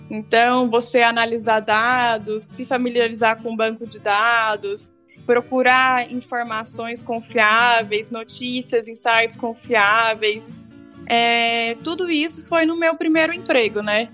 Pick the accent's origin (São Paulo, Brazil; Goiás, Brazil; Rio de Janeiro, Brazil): Goiás, Brazil; Rio Verde; Eu nasci em Rio Verde, Goiás, né? Interior do estado de Goiás